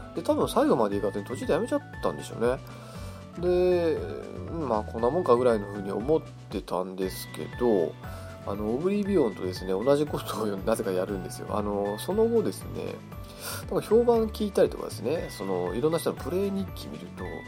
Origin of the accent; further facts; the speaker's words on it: Hokkaido, Japan; moved away as an adult; now in Tokyo, Japan; 私もあのー、もともと北海道、出身の北海道生まれなんですけど、あのー、二十歳の時にですね、東京に出てきて、もう二十年、二十数年ぐらい住んでるんですけど